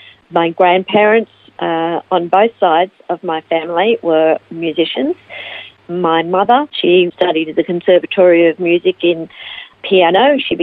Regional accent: Melbourne, Victoria, Australia; also born or lived in Ivanhoe / United States; now in Phillip Island, Australia; I was born in Ivanhoe and raised in Melbourne, and spent most of my life in Melbourne until 1995, when I moved to the United States, and I lived there for 5 years before coming back

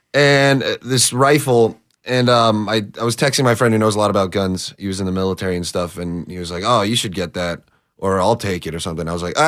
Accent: Orange County, California, United States; moved away as an adult; now in Arizona, United States; I grew up in Orange County

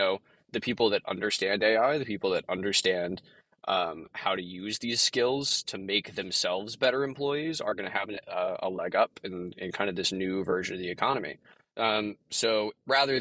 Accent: Texas, United States; I'm from Texas

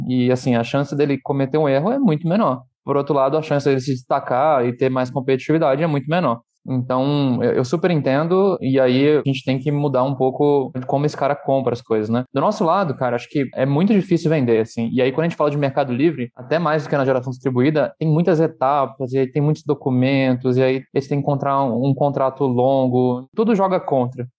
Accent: Rio de Janeiro, Brazil; eu sou do Rio de Janeiro

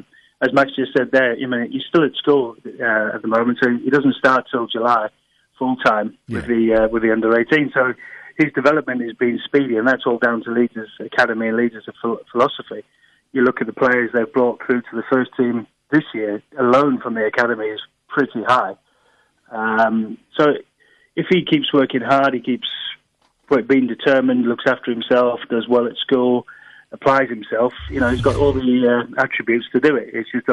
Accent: South Africa; moved away; I was born in South Africa

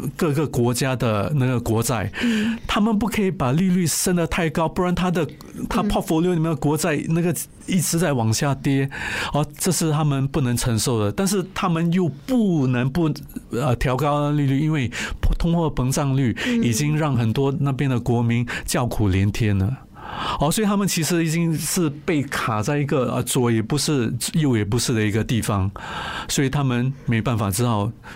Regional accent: Singapore; 我是新加坡人，我就会去买新加坡的银行啊、D B S、O C B C、U O B

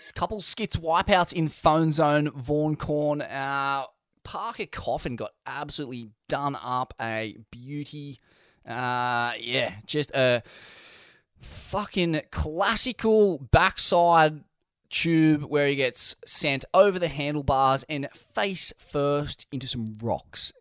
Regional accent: Australia; being an Australian

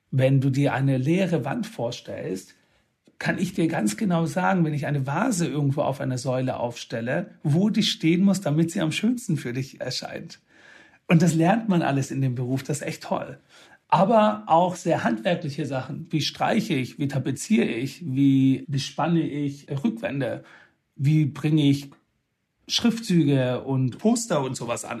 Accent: Swabia, Baden-Württemberg, Germany; ich bin aus dem Schwabenländle

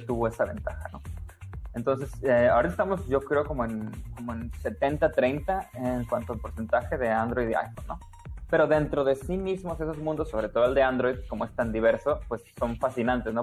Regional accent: Tampico, Tamaulipas, Mexico; moved away as an adult; also born or lived in India / United States / Germany; estudié programación eh, en, Tampico, de donde yo soy.

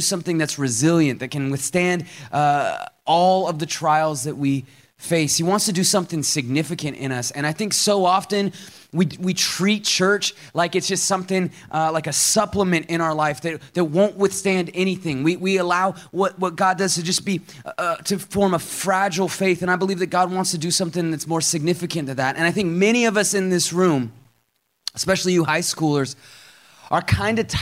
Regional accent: Seattle, Washington, United States; moved away as an adult; now in Atlanta, United States; I grew up in Seattle, Washington. I moved out to Atlanta, Georgia in 2013 to help start a church

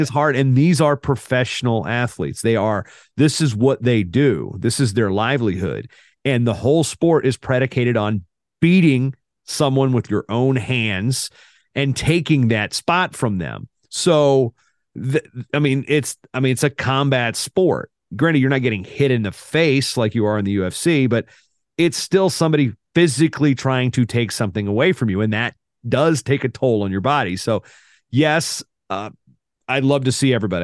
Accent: United States; I'm an American

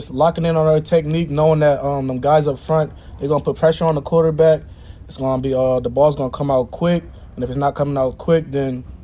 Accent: Delaware, United States; Um, Delaware, it's a, it's a, small state. Nobody really knows what's going on uh, in Delaware unless you're in Delaware. So, but it, it's fun. Um, a lot of family, a lot of friends. It's a fun state.

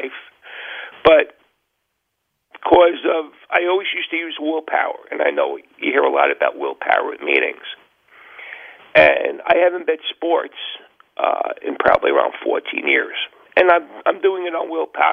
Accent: New York, United States; moved away as an adult; now in New Jersey, United States; I'm from New York originally

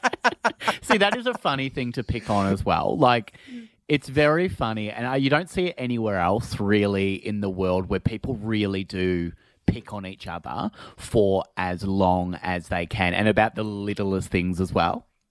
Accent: Phillip Island, Victoria, Australia; I'm from Phillip Island and it's quite a small place

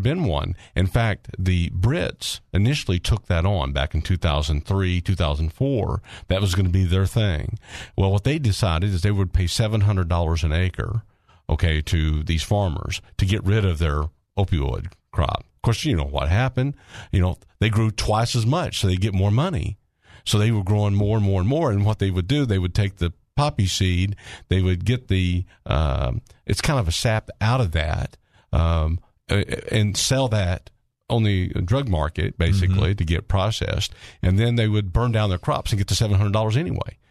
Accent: Arkansas, United States; I'm from Arkansas. I'm an Arkansan, but I'm I'm an American

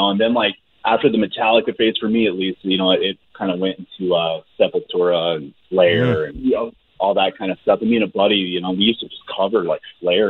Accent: Alaska, United States; I was born and raised in Alaska.

